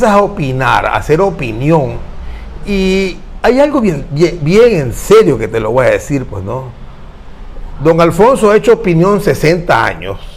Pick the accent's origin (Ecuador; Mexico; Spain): Ecuador; Claro, pues para eso somos ecuatorianos.